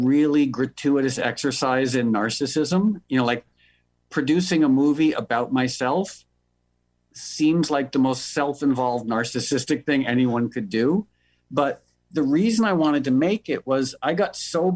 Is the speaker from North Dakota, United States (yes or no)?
no; New York, United States; moved away as an adult; now in Los Angeles, United States; I was born and raised in New York, but I moved to L.A. about 12 years ago